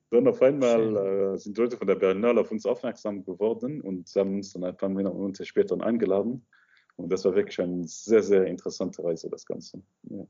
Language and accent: German; Luxembourg; German is a second language; also born or lived in Egypt; ich komme aus Luxemburg, aber ursprünglich aus Ägypten aber ich bin in Luxemburg aufgewachsen, seitdem ich sieben Jahre alt bin.